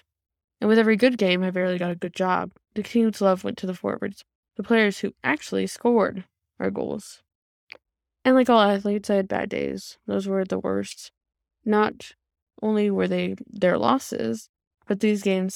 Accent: Stockton, California, United States; first language English; Stockton, California, my hometown

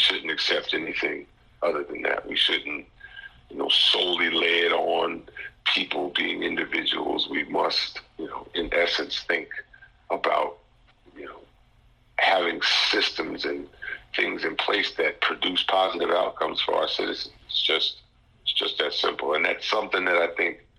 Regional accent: Teaneck, New Jersey, United States; now in North Carolina, United States; my hometown in Teaneck, New Jersey

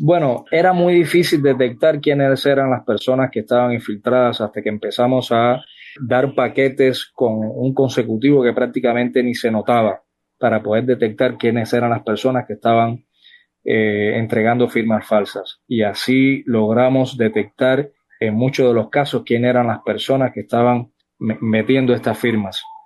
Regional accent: Sagua la Grande, Villa Clara, Cuba; moved away as an adult; also born or lived in Santiago de las Vegas, Havana; now in Costa Rica; Yo nací en Sagua la Grande

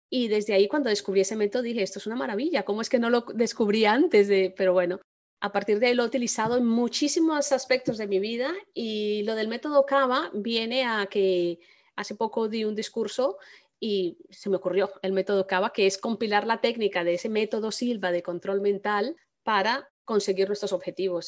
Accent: Colombia; yo soy colombiana

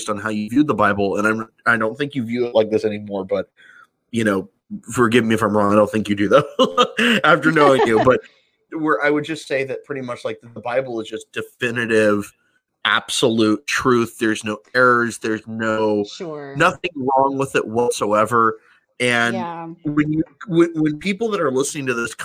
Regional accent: California, United States; moved away; also born or lived in New Mexico; I'm from California

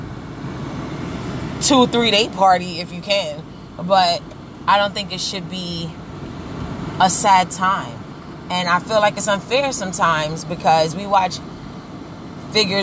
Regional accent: New York City, New York, United States; growing up in Brooklyn

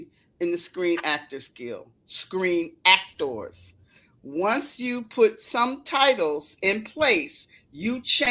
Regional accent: Detroit, Michigan, United States; moved away as an adult; also born or lived in Chicago, Illinois; I'm a girl from Detroit

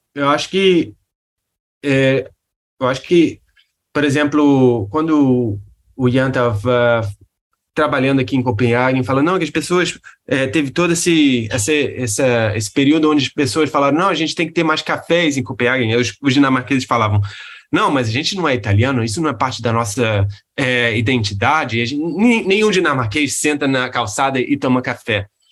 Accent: Rio de Janeiro, Brazil; eu sou do Rio

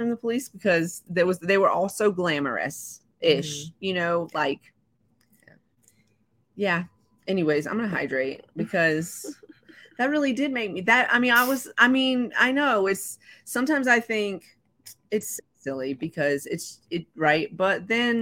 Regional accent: the South, United States; I'm from the South

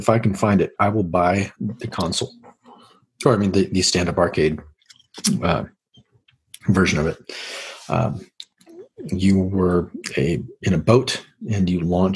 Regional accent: Portland, Oregon, United States; I grew up in Portland

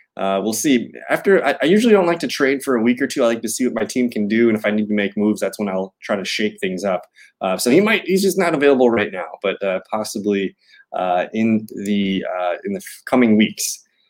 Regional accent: Green Bay, Wisconsin, United States; now in Milwaukee, United States; I'm from Green Bay, live in Milwaukee

